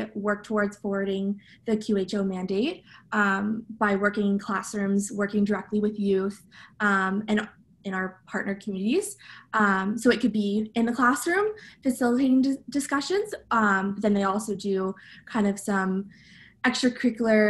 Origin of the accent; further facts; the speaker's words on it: Ottawa, Ontario, Canada; moved away as an adult; now in Kingston, Canada; I'm originally from Ottawa